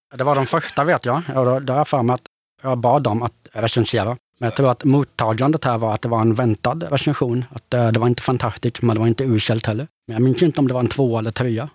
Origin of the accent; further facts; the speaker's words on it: Gothenburg, Västra Götaland, Sweden; moved away as an adult; now in Örebro, Sweden; född och uppväxt i Göteborg, men jag lämnade stan för 16 år sedan